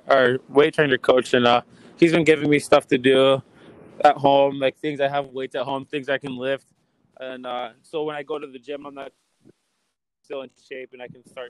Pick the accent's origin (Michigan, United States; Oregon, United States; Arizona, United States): Michigan, United States; Detroit; I'm from Detroit